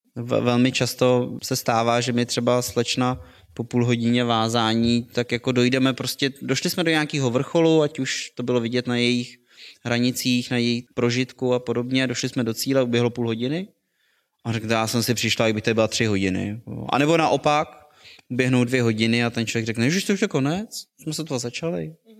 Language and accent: Czech; Plzeň, Plzeň Region, Czechia; jsem se narodil v Plzni